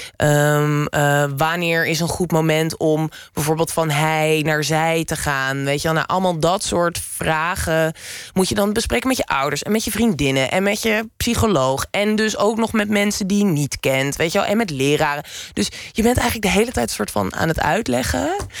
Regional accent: Lelystad, Flevoland, Netherlands; moved away; also born or lived in Amsterdam; ik ben geboren en getogen in Lelystad

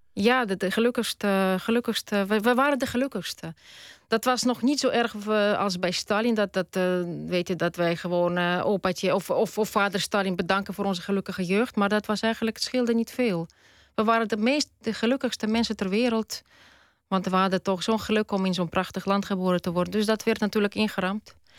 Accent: Tallinn, Harju County, Estonia; first language Russian; Dutch is a second language; moved away as an adult; now in Netherlands; Ik ben Tataars, etnisch. Ik ben geboren in Tallinn. En ik ben Russisch-talig opgevoed. Dus Russisch is wel mijn moedertaal

